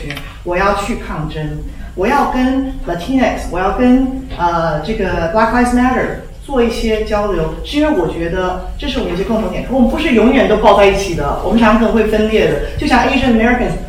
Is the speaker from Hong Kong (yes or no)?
no; Taiwan; 完全不能说什么华人，谁要是华人，我是台湾人，对不对？